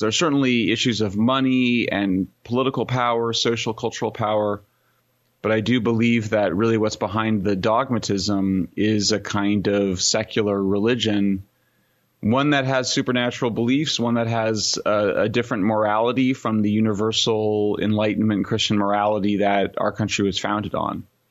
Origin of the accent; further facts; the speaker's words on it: Greeley, Colorado, United States; now in Berkeley, United States; I am from Greeley, Colorado. Born in nineteen seventy-one